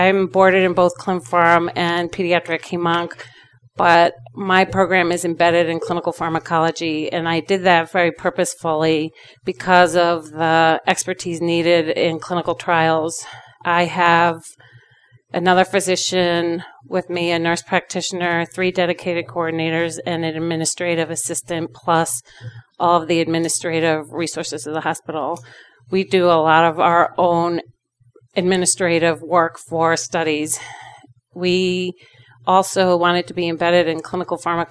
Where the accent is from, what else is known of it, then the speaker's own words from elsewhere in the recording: New York, United States; also born or lived in Rochester; I was born and raised in New York